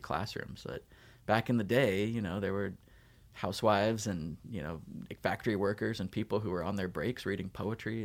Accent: Davis, California, United States; moved away as an adult; also born or lived in Utah / Provo, Utah / Ohio; I was born in Utah, moved to Southern California, moved to Northern California, graduated from high school in Davis near Sacramento

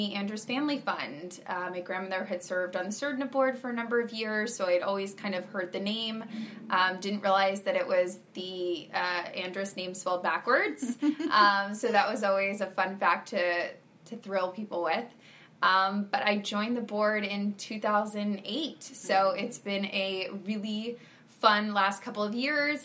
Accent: West Palm Beach, Florida, United States; I am originally from West Palm Beach, Florida, where I was born and raised

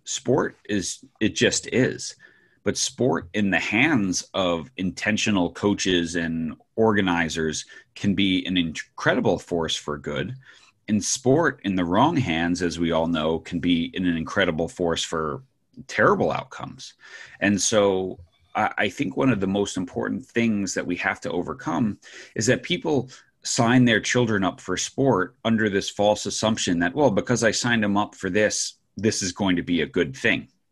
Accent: New York, United States; I grew up in New York

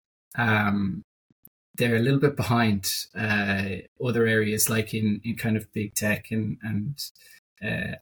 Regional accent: Dublin, Leinster, Ireland; I'm from Dublin. I kind of lived here most of my life.

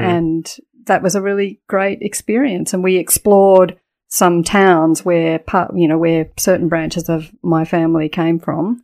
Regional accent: Adelaide, South Australia, Australia; also born or lived in United Kingdom; So we went straight to Adelaide and my childhood, um, was in Adelaide

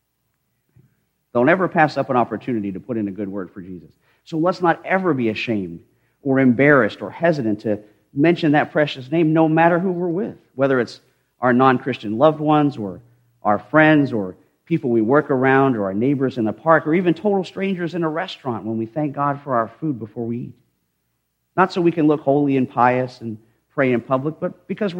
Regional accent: United States; I am very honored to wear the name and the title of American

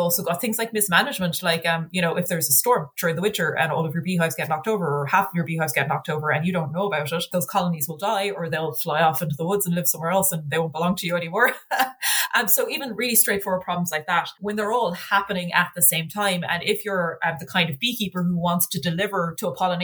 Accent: Ireland; I'm a little bit biased being Irish

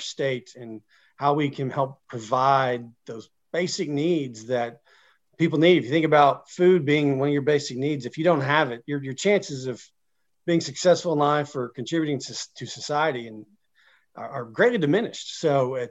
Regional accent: Oklahoma, United States; also born or lived in Blackwell, Oklahoma / Tecumseh, Oklahoma / Henryetta, Oklahoma / Washington, D.C.; I'm an Oklahoman. I'm an Okie. I born and raised here. I grew up in a few small Oklahoma communities

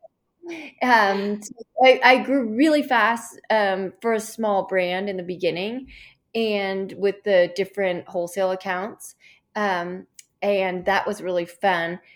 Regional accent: Chicago, Illinois, United States; I grew up in Chicago, um, which is very cold in the winters

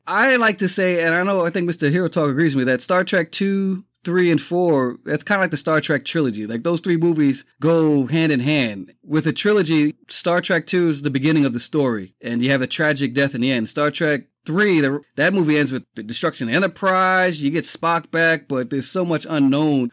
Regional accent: New York City, New York, United States; Growing up in the Bronx, lived in a multifamily house.

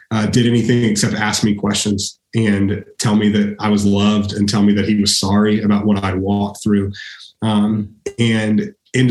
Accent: Austin, Texas, United States; I grew up here in Austin, and I spent my first 18 years here

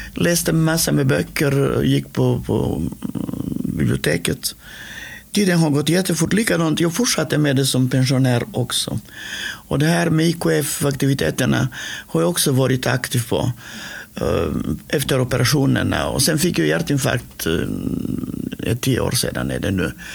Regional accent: North Macedonia; Swedish is a second language; moved away as an adult; now in Sweden; jag är född i Makedonien. Och det heter norra Makedonien nu

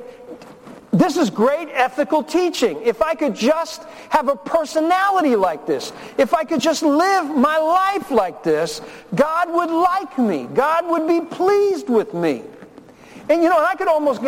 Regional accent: Newark, New Jersey, United States; also born or lived in Memphis, Tennessee; My father abandoned my family when I was 4 years old and put us on a train from Memphis and sent us up to Newark, New Jersey. I was born in Memphis, and we moved in with my grandparents.

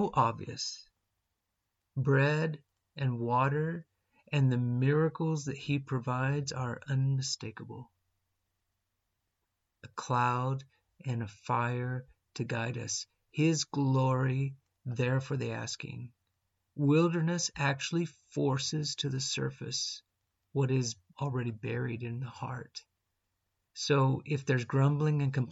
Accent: New Mexico, United States; I grew up in New Mexico, not exactly in the desert, but it's a dry and windy land.

